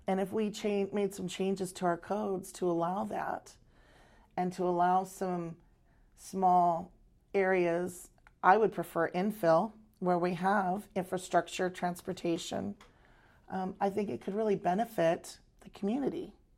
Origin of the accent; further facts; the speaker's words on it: Arizona, United States; moved away as an adult; now in Maui, United States; I grew up on the mainland in Arizona